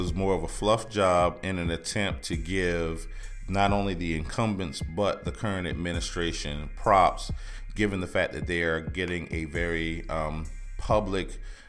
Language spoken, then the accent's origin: English; Allendale, South Carolina, United States; now in Charleston, United States; Allendale, South Carolina.